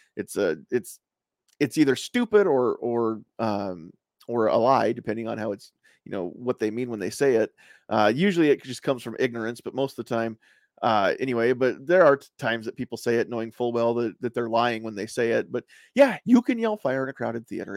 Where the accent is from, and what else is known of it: United States